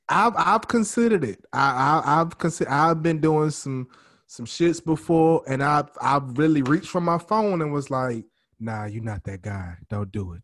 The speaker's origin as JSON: {"language": "English", "town": "New Orleans", "region": "Louisiana", "country": "United States", "moved": "yes", "lives_now": "Texas, United States"}